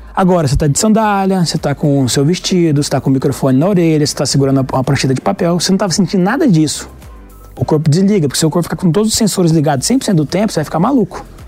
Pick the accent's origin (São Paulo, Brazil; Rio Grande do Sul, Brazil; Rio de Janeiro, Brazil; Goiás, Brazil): Goiás, Brazil; Goiânia; eu sou de Goiânia